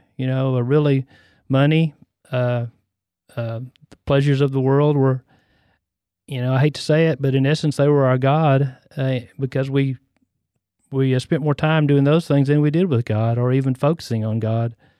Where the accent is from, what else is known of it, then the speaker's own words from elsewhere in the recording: West, Texas, United States; also born or lived in Temple, Texas; I was born and raised in Central Texas. I was born in Temple